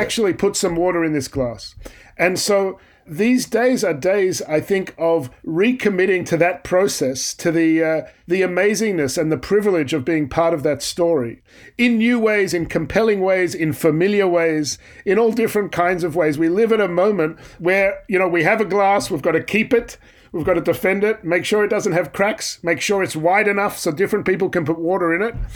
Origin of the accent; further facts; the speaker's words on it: Australia; I'm an Australian